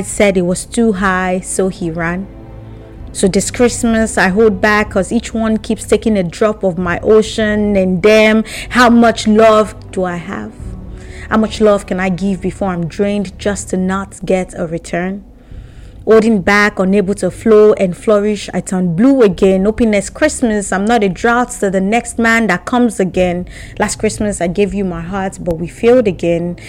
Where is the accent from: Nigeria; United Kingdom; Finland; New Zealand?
Nigeria; Abeokuta, Ogun State; If it sounds better to you, Ogun State or Abeokuta, where I come from